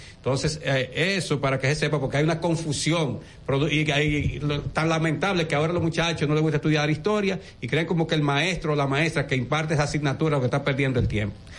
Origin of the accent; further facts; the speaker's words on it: Dominican Republic; como ciudadano dominicano